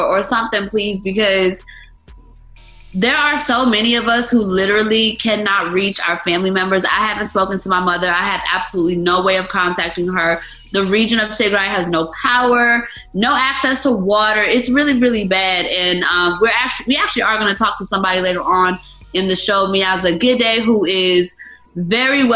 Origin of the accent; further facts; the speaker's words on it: Atlanta, Georgia, United States; I am born and raised in Atlanta